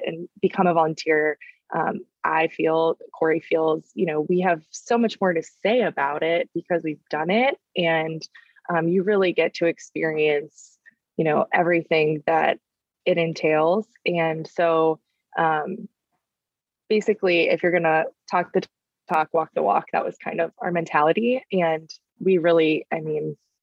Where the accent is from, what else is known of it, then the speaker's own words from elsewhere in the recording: Northeast Ohio, United States; moved away; growing up in Northeast Ohio, the Midwest